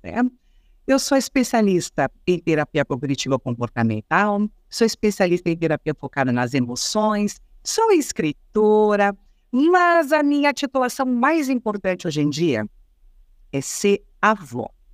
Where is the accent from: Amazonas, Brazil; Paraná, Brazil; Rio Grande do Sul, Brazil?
Rio Grande do Sul, Brazil; eu sou gaúcha, gente, sou do Rio Grande do Sul